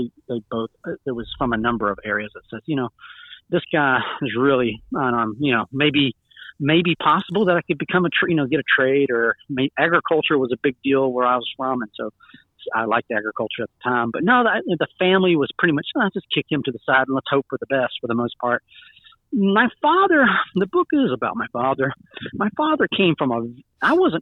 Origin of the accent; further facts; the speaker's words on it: Georgia, United States; also born or lived in South Carolina; I grew up in Georgia and in South Carolina for the most part.